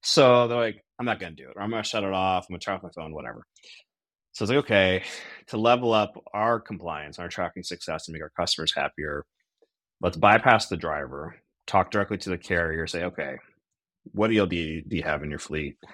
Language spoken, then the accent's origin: English; outside of Cleveland, Ohio, United States; also born or lived in Chicago; now in Akron, United States; I am an Ohio guy through and through, born outside of Cleveland, Ohio.